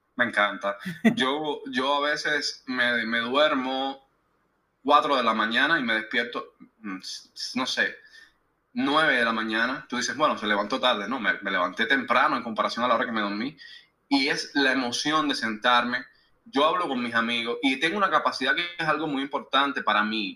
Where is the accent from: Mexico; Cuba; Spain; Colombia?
Cuba; moved away as an adult; now in United States; soy cubano todavía